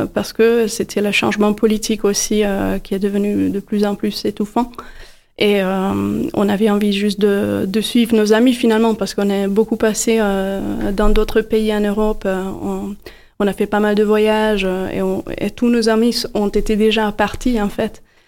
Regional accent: Budapest, Hungary; moved away as an adult; now in Montpellier, France; Je suis née à Budapest également.

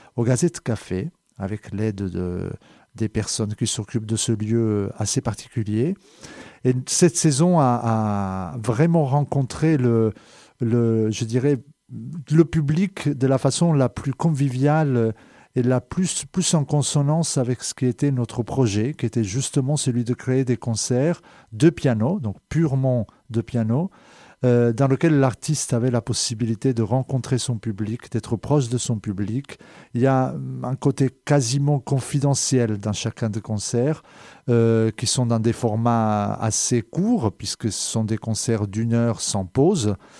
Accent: Calabria, Italy; French is a second language; moved away as an adult; also born or lived in Geneva region; now in France; Je suis né en Italie, euh, en dix-neuf cent soixante-dix-sept, en Calabre plus précisément

